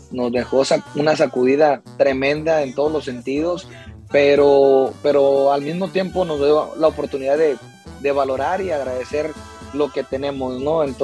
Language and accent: Spanish; Mexico; como buen mexicano